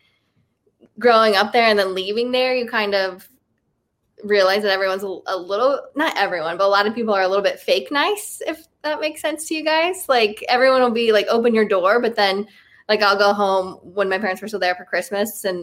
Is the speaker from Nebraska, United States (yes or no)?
yes; Nebraska, United States; born or raised there; also born or lived in Iowa; now in Los Angeles, United States